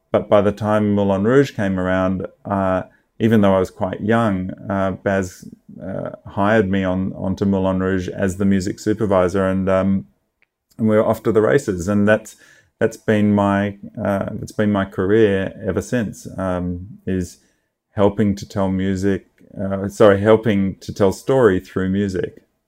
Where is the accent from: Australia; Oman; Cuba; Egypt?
Australia; now in Los Angeles, United States; I'm, I'm Australian. I grew up in Australia